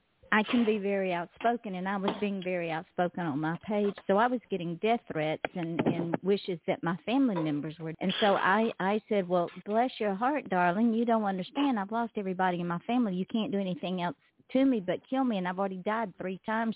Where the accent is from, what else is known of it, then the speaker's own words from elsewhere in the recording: the South, United States; accent: Southern; we'd be falling out of our chair over my Southern accent and our bless your hearts.